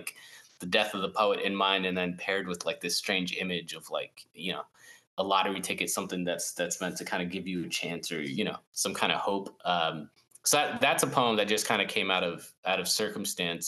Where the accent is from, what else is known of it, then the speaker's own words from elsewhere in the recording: South Florida, United States; growing up in South Florida